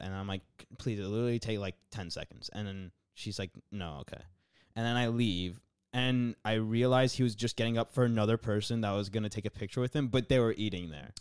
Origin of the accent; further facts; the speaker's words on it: United States; I'm from America. I came here to visit